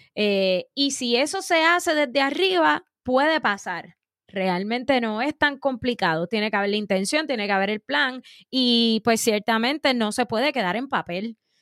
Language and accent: Spanish; Puerto Rico; como pueblo puertorriqueño